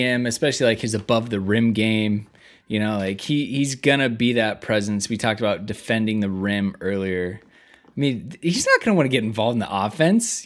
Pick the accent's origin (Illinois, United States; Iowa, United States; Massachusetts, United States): Iowa, United States; I grew up in Iowa